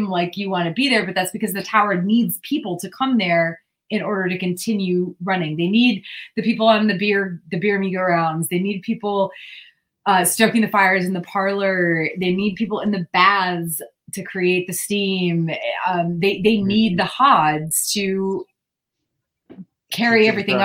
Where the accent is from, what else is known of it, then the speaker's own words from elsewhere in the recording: New England, United States; now in California, United States; I grew up in New England